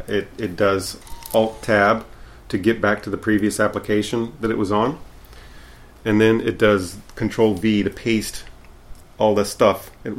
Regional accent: Louisiana, United States; also born or lived in Tennessee / Texas; I am from Louisiana

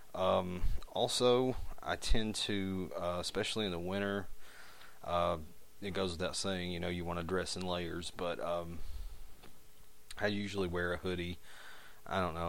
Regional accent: United States; accent: hillbilly; my terrible hillbilly accent

